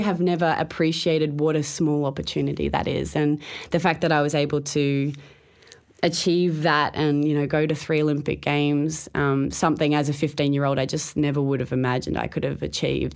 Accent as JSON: {"language": "English", "town": "Townsville", "region": "Queensland", "country": "Australia", "tie": "born or raised there", "said": "As a kid, I grew up in Townsville"}